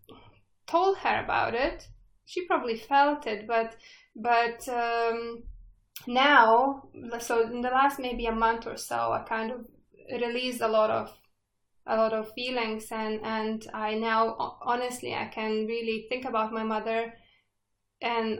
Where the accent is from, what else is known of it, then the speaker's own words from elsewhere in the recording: Lithuania; moved away; I was born still in Soviet Union. Lithuania was in Soviet Union that time.